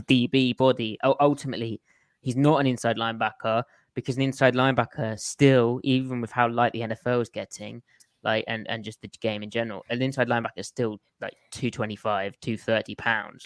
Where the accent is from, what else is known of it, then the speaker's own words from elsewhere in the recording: United Kingdom; being British